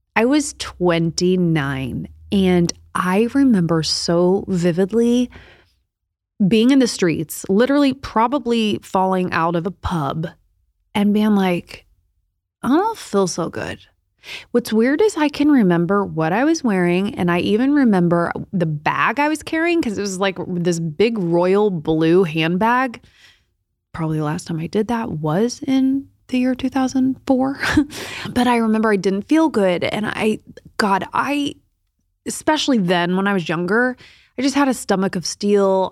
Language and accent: English; Indianapolis, Indiana, United States; moved away; I was in local news in Indianapolis back in my hometown